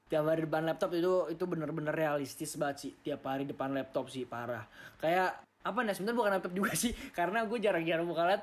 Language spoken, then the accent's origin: Indonesian; Jakarta, Indonesia; karena kan gue dari Jakarta nih